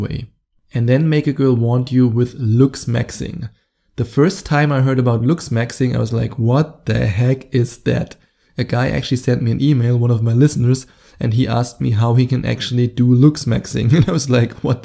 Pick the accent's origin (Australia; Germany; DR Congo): Germany; accent: German; English is a second language; my German accent